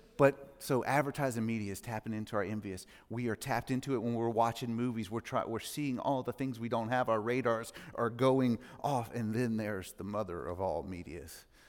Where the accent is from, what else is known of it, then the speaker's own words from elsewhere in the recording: Mississippi, United States; now in Franklin, United States; I grew up in Mississippi, not a great part of Mississippi.